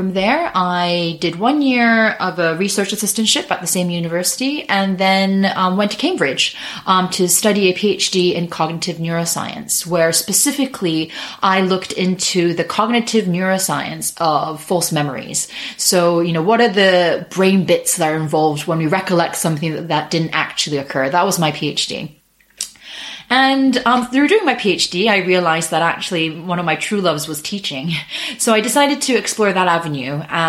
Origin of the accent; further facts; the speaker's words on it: Japan; moved away as an adult; I grew up in Japan. I went to an international school. So my accent is not because I'm American, but because I went to an international school. So I'm half British, half Japanese.